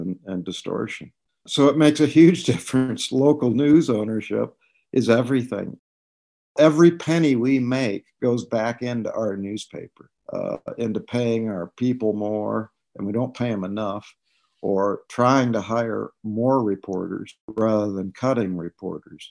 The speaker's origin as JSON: {"language": "English", "town": "Storm Lake", "region": "Iowa", "country": "United States", "tie": "born or raised there", "also_born_or_lived": "St. Paul, Minnesota", "said": "I grew up in Storm Lake. I was born in Storm Lake"}